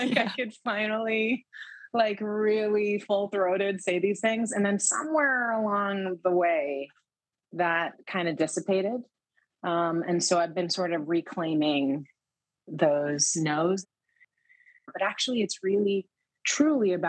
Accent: New York City, New York, United States; growing up in the Lower East Side where you couldn't really afford to do a lot of things

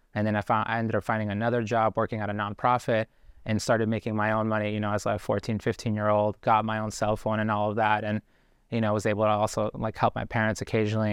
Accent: Boston, Massachusetts, United States; also born or lived in Guayaquil, Ecuador; we moved to Boston when I was four years old

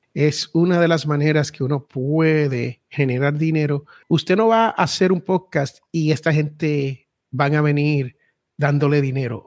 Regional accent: United States; born or raised there

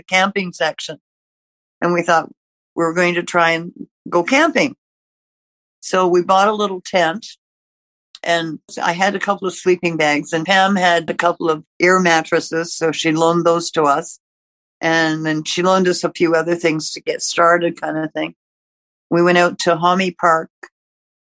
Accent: Canada; also born or lived in Ontario / Quebec; towns where I grew up in Ontario and Quebec

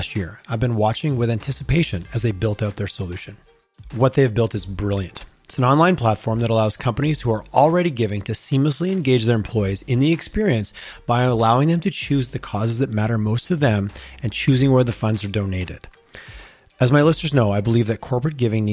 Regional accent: Eastern Canada, Canada; now in Calgary, Canada; I grew up back east

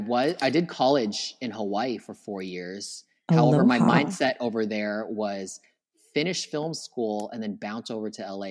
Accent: Philippines; And on top of that, I'm Filipino. So Filipino time plus island time

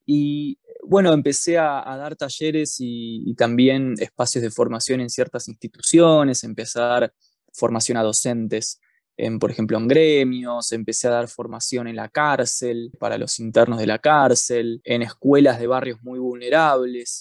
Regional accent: Buenos Aires, Argentina; moved away as an adult; now in Bariloche, Argentina; yo soy de Capital Federal, de la provincia de Buenos Aires, pero vivo en la ciudad de Bariloche hace ya casi cuatro años.

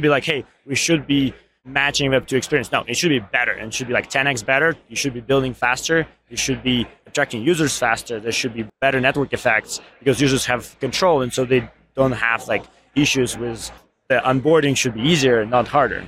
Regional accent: Ukraine; moved away; I'm actually from Ukraine.

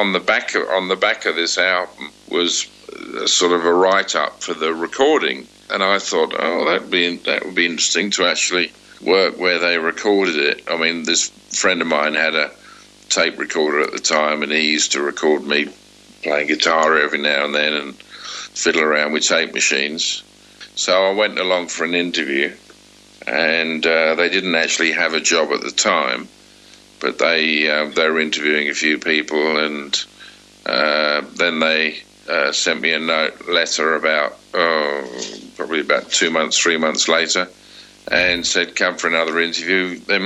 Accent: Harrow, London, United Kingdom; Bruce Welch lived quite near us in Harrow

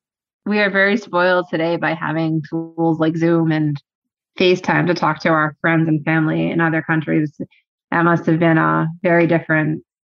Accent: Northeast of the United States, United States; winter cold is something that I've always known because I grew up in the Northeast of the United States.

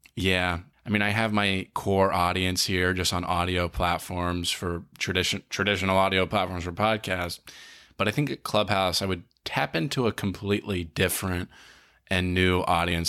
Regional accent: Collegeville, Pennsylvania, United States; born or raised there

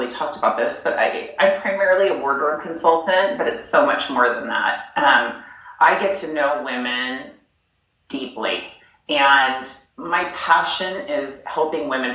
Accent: Napa, California, United States; I grew up in Napa

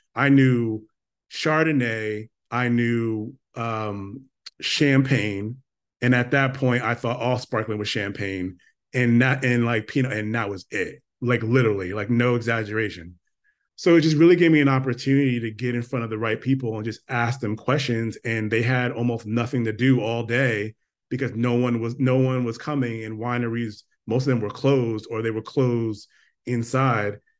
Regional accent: Stamford, Connecticut, United States; moved away as an adult; now in Northern California, United States; grew up in Stamford, Connecticut in the very, very, very, very, very early eighties. Um, you know, born, born and raised

